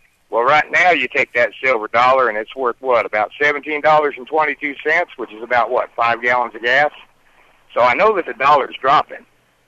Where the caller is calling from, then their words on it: Austin, Texas, United States; North Austin.